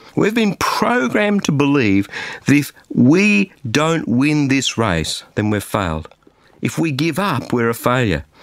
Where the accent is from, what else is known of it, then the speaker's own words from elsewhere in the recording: Australia; an Australian